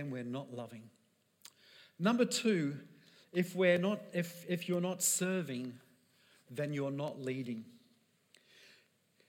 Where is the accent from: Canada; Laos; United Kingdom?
United Kingdom; I'm British